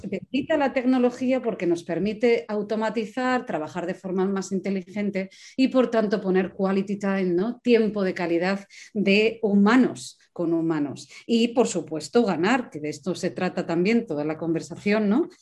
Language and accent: Spanish; Asturias, Spain; yo que soy asturiana